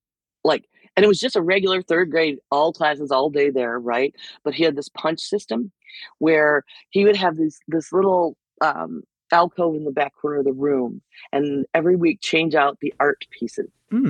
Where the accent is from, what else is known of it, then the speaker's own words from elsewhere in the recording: Lockport, New York, United States; I was in fifth grade, or no, sorry, way earlier, third grade in Lockport at St. Mary's. I went to Catholic school for a long time.